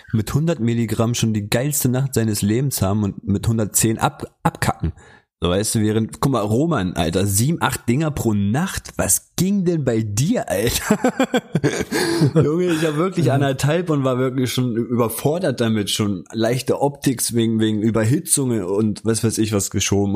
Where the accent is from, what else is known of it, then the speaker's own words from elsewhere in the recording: Lower Saxony, Germany; hier bei uns in Niedersachsen